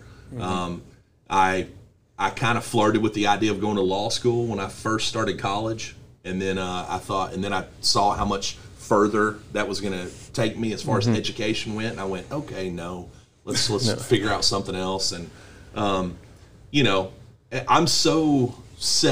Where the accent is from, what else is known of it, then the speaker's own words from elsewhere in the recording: Princeton, Texas, United States; I'm from Princeton.